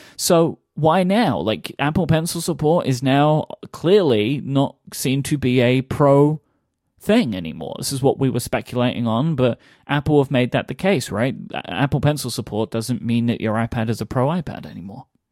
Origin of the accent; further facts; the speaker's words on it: London, United Kingdom; I grew up in London